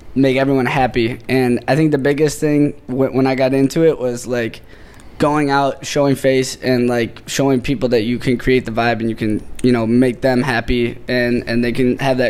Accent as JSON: {"language": "English", "area": "outside Detroit", "region": "Michigan", "country": "United States", "moved": "yes", "lives_now": "Miami, United States", "said": "Right outside of Detroit."}